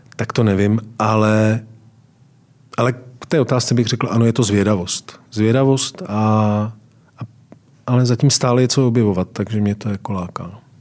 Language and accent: Czech; Valašské Meziříčí, Zlín Region, Czechia; moved away; Tak nejsilnější určitě je krajina, ve které jsem vyrůstal, to je Valašsko. A já jsem z Valeského Meziříčí